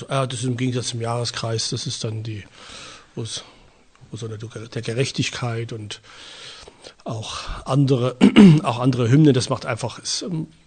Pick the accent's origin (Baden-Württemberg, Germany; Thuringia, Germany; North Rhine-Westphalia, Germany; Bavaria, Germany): Thuringia, Germany; Ich bin hier in der Nähe von Erfurt groß geworden